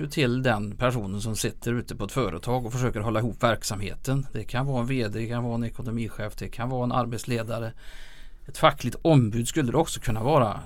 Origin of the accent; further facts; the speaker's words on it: Lilla Edet, Västra Götaland, Sweden; jag är född och uppvuxen i Lilla Edet